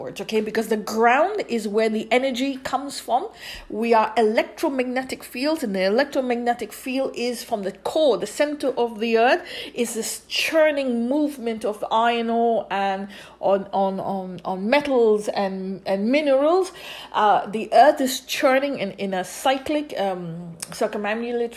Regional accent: India; I grew up in India

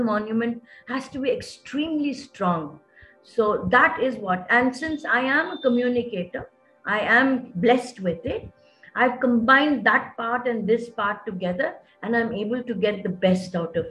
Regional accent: Visakhapatnam, Andhra Pradesh, India; moved away as an adult; also born or lived in Bahrain; Vizag is my hometown, and my granny, my mom, and all of them are here.

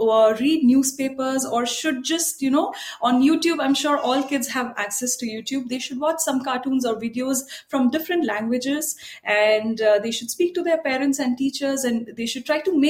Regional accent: Mumbai, Maharashtra, India; also born or lived in France; I'm from Mumbai.

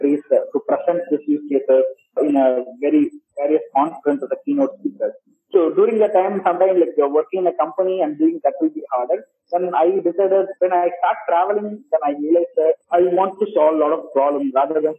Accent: Madurai, Tamil Nadu, India; my hometown is Madurai

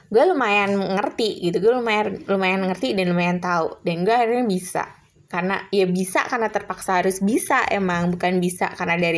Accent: Semarang, Central Java, Indonesia; sementara gue anak daerah dari Semarang yang menurut gue nothing gitu kan

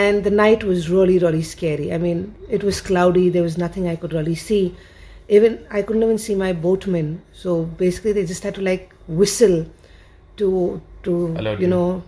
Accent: India; also born or lived in Bangalore; as an Indian

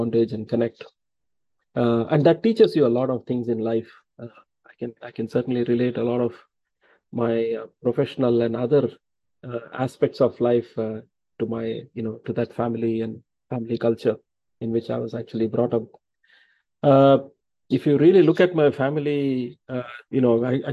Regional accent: Thanjavur district, Tamil Nadu, India; We hail from Thanjavur district

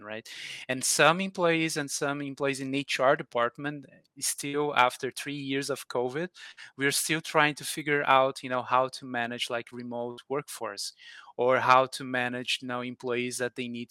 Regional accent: Brazil; now in Atlanta, United States; I'm from Brazil originally, but now I'm living in Atlanta, USA.

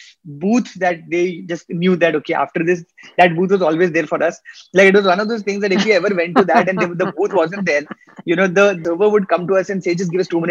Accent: India; also born or lived in Middle East; I think Deepa, so what the thing growing up in the Middle East as an Indian, okay, so it's not like there's no

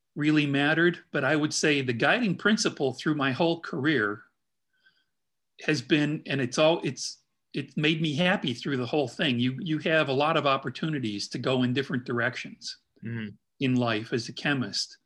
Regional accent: Midwest, United States; also born or lived in Chicago; now in Indianapolis, United States; being a Midwesterner

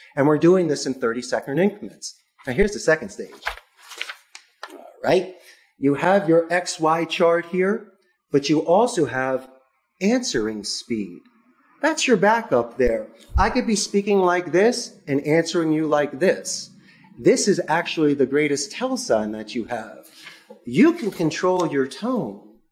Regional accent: Philadelphia, Pennsylvania, United States; moved away as an adult; now in Costa Rica; I am from Philadelphia, and Spanish is my second language.

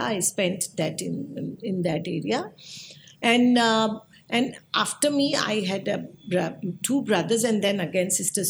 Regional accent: Mumbai, Maharashtra, India; moved away as an adult; now in Mhaswad, India; I was born and raised in Mumbai. Mm-hmm. And I was raised in the Mumbai in a very vibrant area that is called Nal Bazaar.

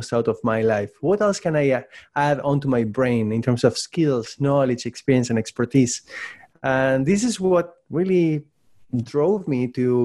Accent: Buenos Aires, Argentina; English is a second language; moved away as an adult; also born or lived in Prince Edward Island, Canada; now in Canada; I was born and raised in Buenos Aires, Argentina, in case you were wondering about my accent.

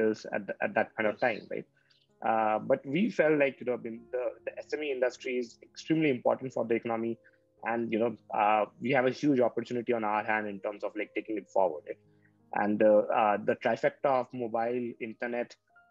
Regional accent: Patna, Bihar, India; I'm from Patna, Bihar

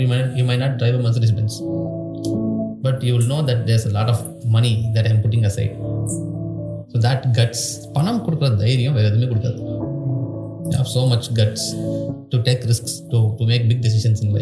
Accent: Tamil Nadu, India; accent: Tamil; English is a second language; I did not speak English when I went into college. Now I speak okay English, because actually my English also looks like Tamil

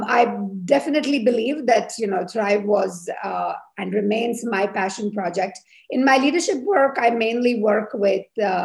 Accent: India; moved away as an adult; now in Switzerland; I'm of Indian origin. I'm a biomedical engineer. I have lived now in Switzerland for 20 years.

